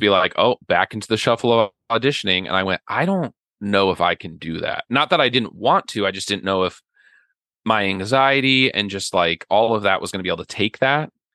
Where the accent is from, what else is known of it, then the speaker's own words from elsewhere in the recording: Ogallala, Nebraska, United States; also born or lived in Kansas / Lincoln, Nebraska / New York; I grew up out in western Nebraska in a little town called Ogallala, where everybody knew everybody